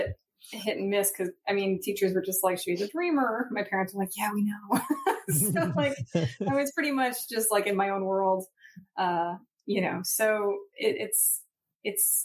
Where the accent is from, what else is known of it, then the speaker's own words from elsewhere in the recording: Huntington, New York, United States; moved away as an adult; also born or lived in Brooklyn, New York / Nyack, New York / Rochester, New York / Baltimore, Maryland; now in Portland, United States; when I was six, we moved to Nyack and then Long Island. So I was mostly in Long Island